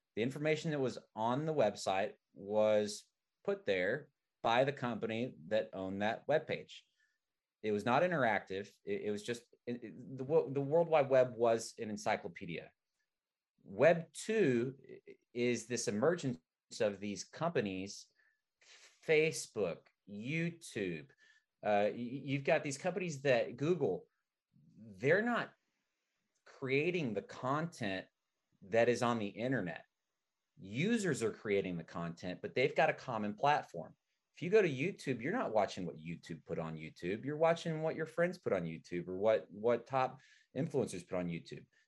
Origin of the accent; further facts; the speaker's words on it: Arkansas, United States; now in San Francisco, United States; I'm from Arkansas, and uh, being from Arkansas